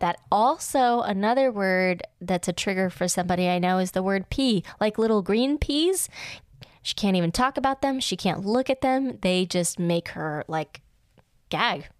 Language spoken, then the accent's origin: English; United States; as an American